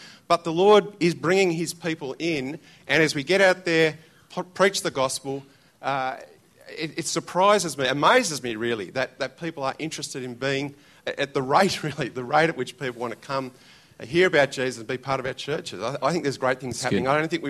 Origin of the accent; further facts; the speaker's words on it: New South Wales, Australia; moved away as an adult; also born or lived in Victoria; now in Melbourne, Australia; I'm from New South Wales. That's where I was trained initially. I've come to Victoria.